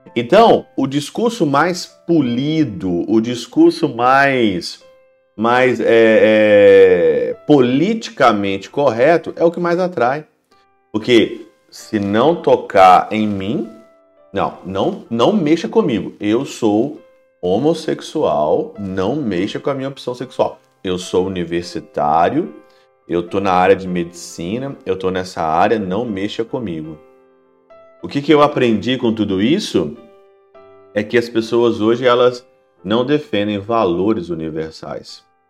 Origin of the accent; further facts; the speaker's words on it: Brazil; moved away as an adult; now in Germany; Eu como brasileiro, mesmo não morando no Brasil, morando na Alemanha